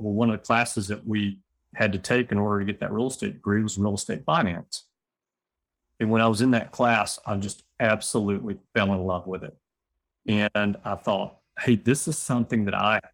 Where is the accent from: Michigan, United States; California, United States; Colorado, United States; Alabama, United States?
Alabama, United States; Birmingham; I'm born and raised in Birmingham